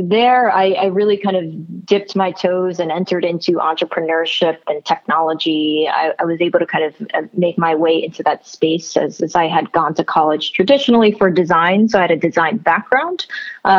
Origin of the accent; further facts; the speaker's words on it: New Jersey, United States; I was born and raised in New Jersey